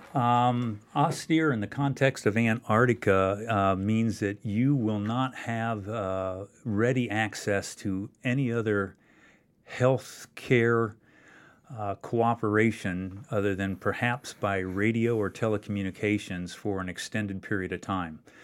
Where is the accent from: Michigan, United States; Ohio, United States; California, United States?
Ohio, United States; Loudonville; my hometown where I grew up, uh, Loudonville, Ohio